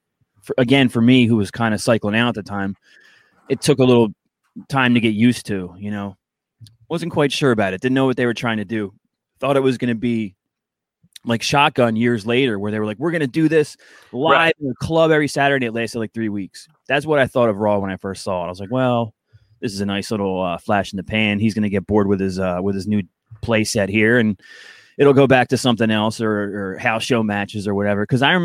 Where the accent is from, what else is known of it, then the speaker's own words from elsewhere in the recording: Philadelphia, Pennsylvania, United States; I'm from Philly.